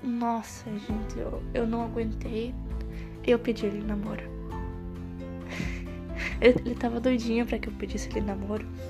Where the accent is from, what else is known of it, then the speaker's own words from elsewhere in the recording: Santiago, Rio Grande do Sul, Brazil; moved away as an adult; now in Uruguaiana, Brazil; Sou natural da cidade de Santiago, Grande do Sul, mas atualmente eu moro em Uruguaiana, no mesmo estado